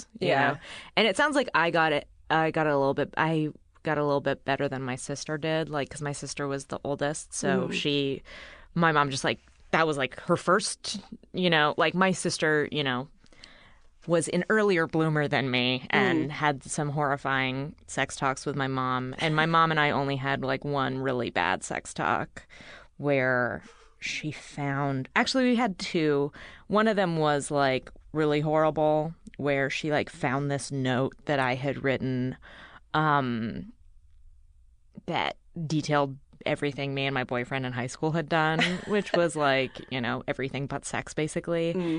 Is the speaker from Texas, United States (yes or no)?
no; Bay Area, California, United States; I grew up in the Bay Area.